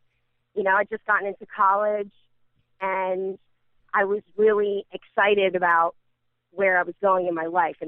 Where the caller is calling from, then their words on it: Edison, New Jersey, United States; I'm calling in from, specifically I'm calling from Edison.